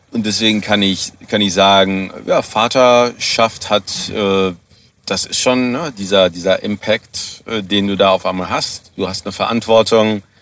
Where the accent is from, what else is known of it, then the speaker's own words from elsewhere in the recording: Germany; now in South Africa; wenn ich in meiner Heimatstadt in Deutschland äh, wohnen geblieben wäre